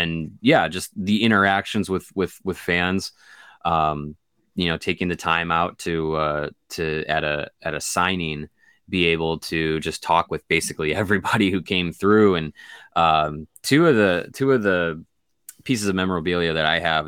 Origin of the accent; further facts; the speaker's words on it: Kenosha, Wisconsin, United States; he asked me about, you know, growing up in Kenosha